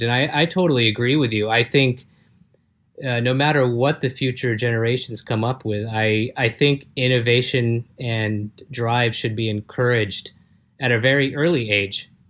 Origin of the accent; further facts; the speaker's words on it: Los Angeles, California, United States; accent: American; also born or lived in south of France; now in Sophia Antipolis, France; I'm a guy from Los Angeles, currently based in the south of France.